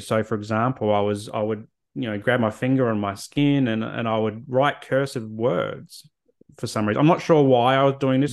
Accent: Adelaide, South Australia, Australia; moved away as an adult; also born or lived in Canberra / Hobart / Brisbane; now in Sunshine Coast, Australia; grew up in Adelaide and left there after university, moved to Canberra, moved to Hobart, moved to Brizzy, and then the Sunny Coast

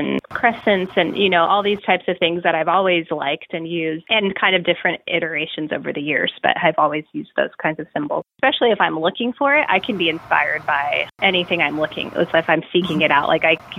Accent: Southwest, United States; I grew up in the Southwest, and there's so much great influence of, you know, Native American jewelry.

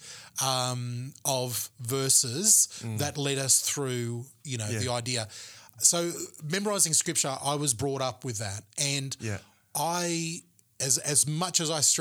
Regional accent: Gold Coast, Queensland, Australia; the Independent Baptist Church that I grew up in the Gold Coast

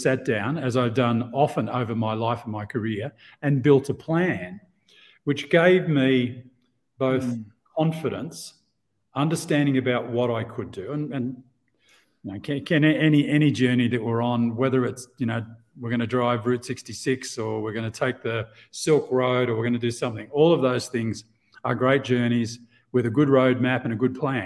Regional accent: Australia; moved away as an adult; also born or lived in Asia; now in Mexico; out of Australia originally, as you can hear from my strange exotic accent

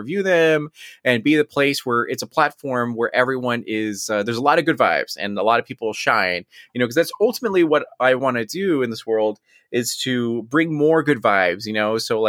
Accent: United States; Now, on a serious note, I am Mexican American, I am Chicano, and proud of it as well.

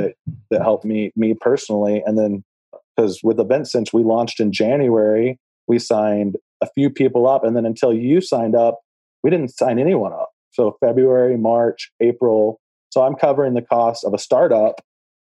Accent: Texas, United States; also born or lived in Los Angeles, California; now in Colorado, United States; I'm from Texas originally.

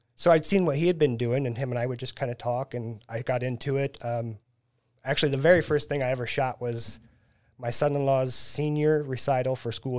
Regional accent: Taylorville, Illinois, United States; moved away as an adult; now in Springfield, United States; I was born and raised in Taylorville

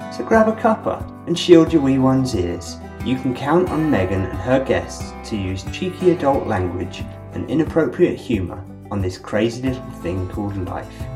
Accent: New York, United States; being a New Yorker.

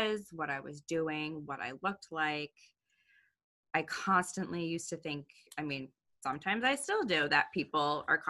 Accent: Boston, Massachusetts, United States; I am from Boston, Boston area, right? North of the city. My whole life

